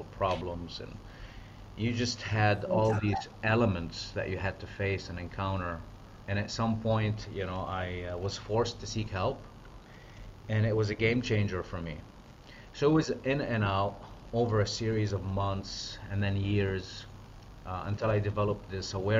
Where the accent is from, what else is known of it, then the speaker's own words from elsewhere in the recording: Lebanon; moved away as an adult; I'm from the Middle East. So I came from Lebanon as a foreign exchange student.